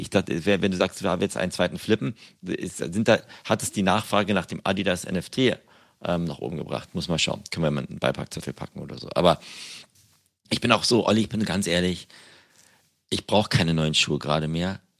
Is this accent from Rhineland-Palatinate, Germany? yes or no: no; Berlin, Germany; als Berliner